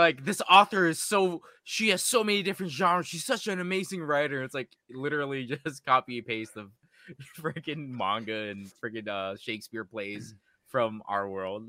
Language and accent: English; Washington, United States; I grew up in Washington